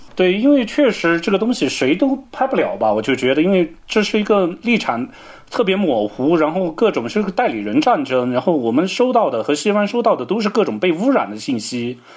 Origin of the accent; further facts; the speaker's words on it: China; 以我们中国人的思维习惯